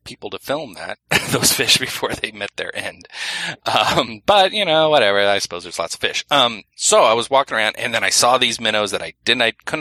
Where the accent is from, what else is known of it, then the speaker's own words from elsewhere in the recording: Exeter, New Hampshire, United States; my hometown here in Exeter, New Hampshire.